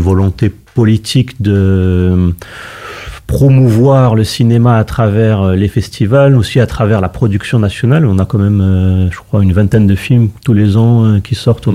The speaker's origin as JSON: {"language": "French", "country": "Morocco", "said": "nous au Maroc"}